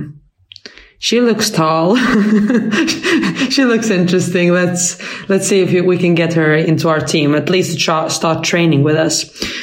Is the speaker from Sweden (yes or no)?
yes; Helsingborg, Skåne, Sweden; moved away as an adult; also born or lived in Falun, Dalarna / Malmö; now in London, United Kingdom; I was born in Falun, in Dalarna, and that's far away from Helsingborg, and they speak a whole different than how we do in Malmö and in Helsingborg. But yeah, I grew up in Helsingborg